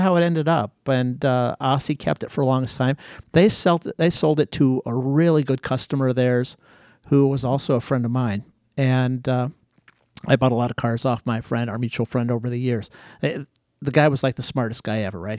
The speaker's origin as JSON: {"language": "English", "town": "Akron", "region": "Ohio", "country": "United States", "tie": "born or raised there", "also_born_or_lived": "Greece", "said": "in elementary school, high school, on the wrong side of Akron"}